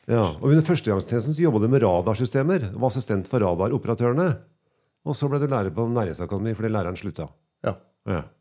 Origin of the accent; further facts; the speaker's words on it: Melhus, Trøndelag, Norway; Jeg er fra Melhus, da. Jeg er fra Høllunda i Melhus.